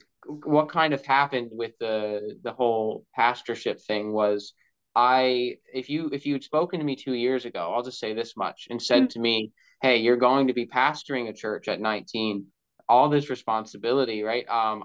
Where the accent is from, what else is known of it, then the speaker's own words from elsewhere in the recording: Bonavista, Newfoundland and Labrador, Canada; also born or lived in Gander; I was born in Gander, Newfoundland, was raised in Bonavista, Newfoundland, very far east of Newfoundland.